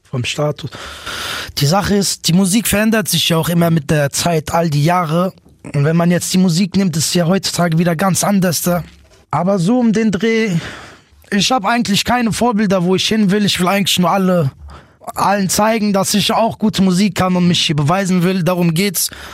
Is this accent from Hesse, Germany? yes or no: yes; Offenbach am Main, Hesse, Germany; Ich bin geboren in Offenbach. Ich lebe immer noch da, immer noch in derselben Siedlung